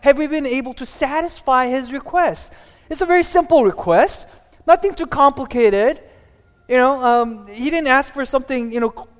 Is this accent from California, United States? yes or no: yes; Glendale, California, United States; I grew up in Glendale